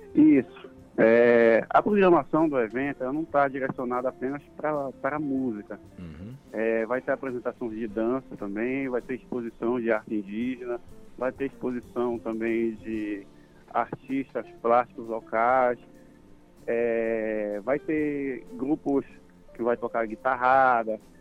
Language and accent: Portuguese; Belém, Pará, Brazil; moved away as an adult; now in Altamira, Brazil; Eu sou, sou de Belém, né? Eu estou morando cinco anos aqui em Altamira